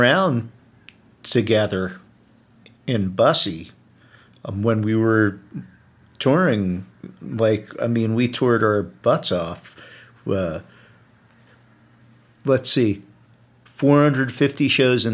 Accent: New Jersey, United States; I'm from New Jersey

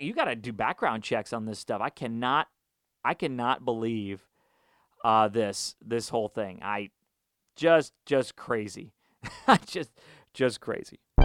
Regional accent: Houston, Texas, United States; I grew up in Houston.

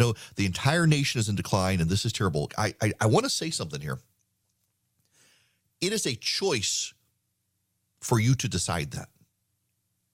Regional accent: Louisiana, United States; We, in the town that I grew up in Louisiana, not Dubai, the First Baptist Church was right next door to the First Methodist Church.

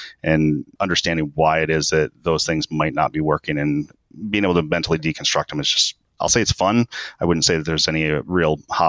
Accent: Japan; born there; I was born in Japan.

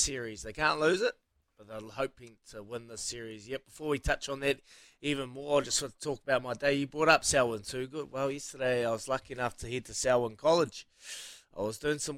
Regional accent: Hawke's Bay, New Zealand; moved away; also born or lived in Christchurch; my hometown, Hawke's Bay

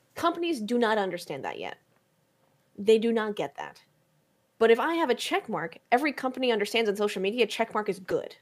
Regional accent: New York City, New York, United States; I'm from New York City. I'm from Brooklyn.

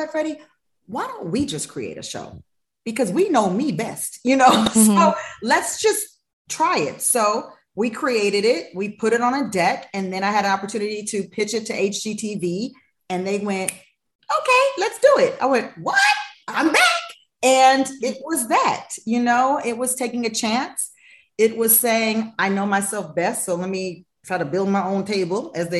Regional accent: Los Angeles, California, United States; moved away as an adult; also born or lived in Nashville; I am from Los Angeles, born and raised. So I have been right here in the Fairfax District. I grew up right on around Fairfax and Olympic my whole life.

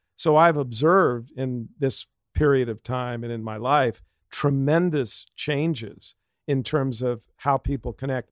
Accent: Pasadena, California, United States; I was born in Pasadena, grew up, went to a Catholic, uh, elementary school, Saint Elizabeth

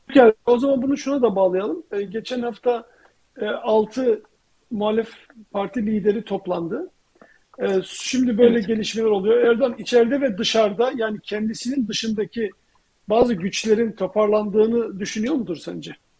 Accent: Turkey; now in United States; ben Türkiye'den

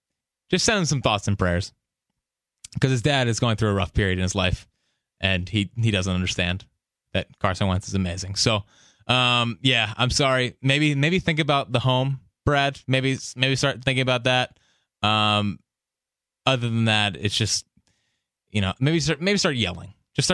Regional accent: Ireland; I am from Ireland, where there are loads of Eagles fans.

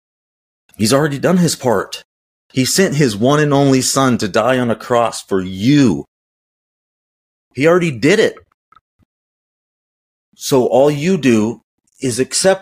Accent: United States

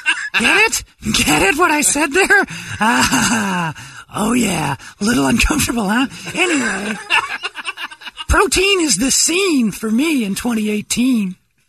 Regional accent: Thailand

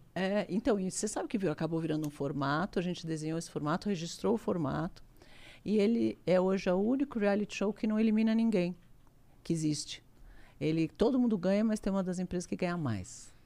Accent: Brazil; Eu sou brasileiro, adoro o Brasil

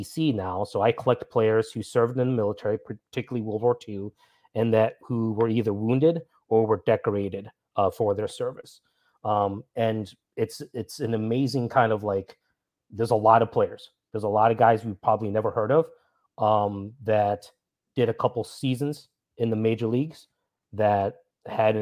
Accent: Minnesota, United States; moved away; I'm from Minnesota originally

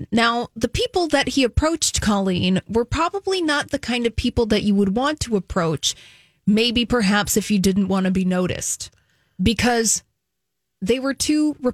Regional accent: Apple Valley, Minnesota, United States; I grew up in the South Metro

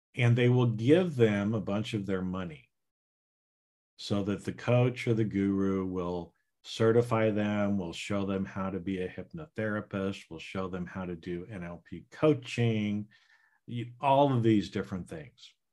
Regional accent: Idaho, United States; now in California, United States; So right now I live in California and I grew up in Idaho

